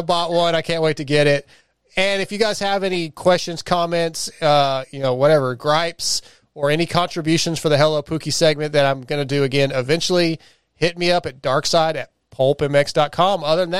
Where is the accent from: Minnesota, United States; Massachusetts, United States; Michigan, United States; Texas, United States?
Texas, United States; accent: Texas; It's my Texas accent too.